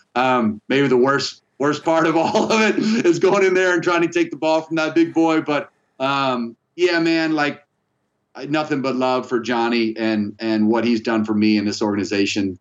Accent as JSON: {"language": "English", "town": "Tallahassee", "region": "Florida", "country": "United States", "tie": "born or raised there", "said": "I grew up in, in Tallahassee"}